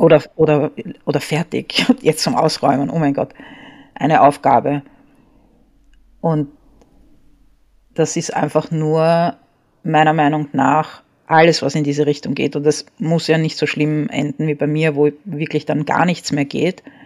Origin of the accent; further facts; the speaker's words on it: Vienna, Austria; also born or lived in Paris, France; Und als ich vier war, hat meine Mutter beschlossen, sie geht nach Wien zurück